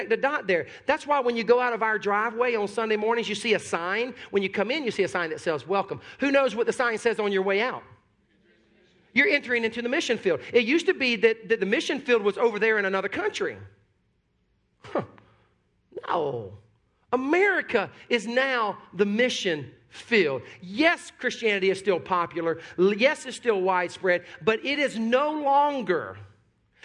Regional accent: South Carolina, United States; born or raised there

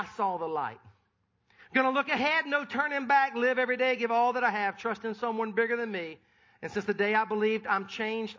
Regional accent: Sumter, South Carolina, United States; I was born and raised in Sumter, South Carolina.

